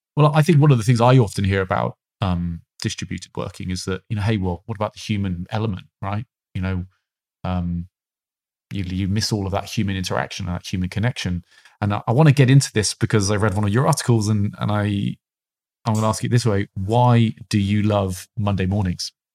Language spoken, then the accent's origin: English; United Kingdom; being a British man